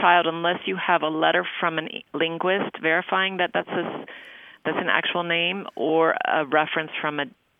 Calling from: Valdosta, Georgia, United States; I'm from Valdosta, Georgia.

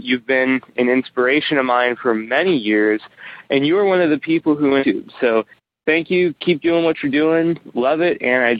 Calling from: Nashville, Tennessee, United States; Hey, Brian. This is …, and I'm from the Nashville area.

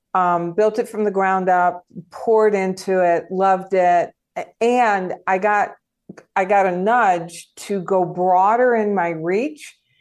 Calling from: Tucson, Arizona, United States; I am in Tucson, Arizona.

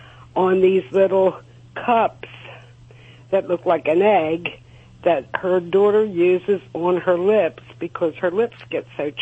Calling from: Pennsylvania, United States

